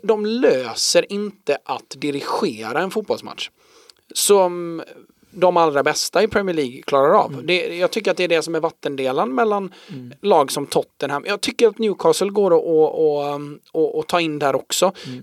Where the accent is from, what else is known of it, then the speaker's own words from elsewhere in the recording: Sweden; för oss då som svenskar